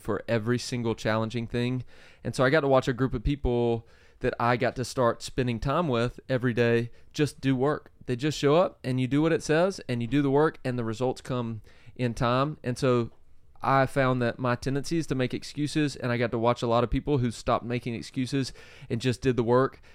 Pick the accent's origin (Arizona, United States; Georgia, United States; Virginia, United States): Georgia, United States; South; I grew up in South Georgia